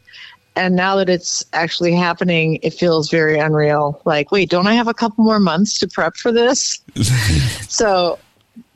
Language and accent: English; St. Louis, Missouri, United States; moved away; I grew up in St. Louis, as you know. And when I was little, I lived in the Central West End